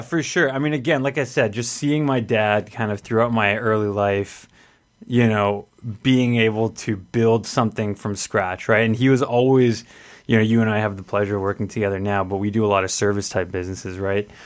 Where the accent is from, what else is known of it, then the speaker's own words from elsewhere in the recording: Edmonton, Alberta, Canada; I grew up here in Edmonton